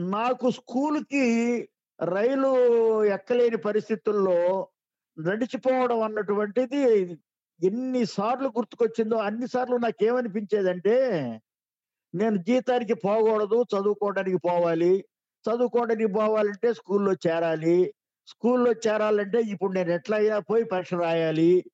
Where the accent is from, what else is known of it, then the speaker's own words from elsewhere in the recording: Vejendla, Andhra Pradesh, India; ఊరు వేజెంట్ల మాదిగపల్లి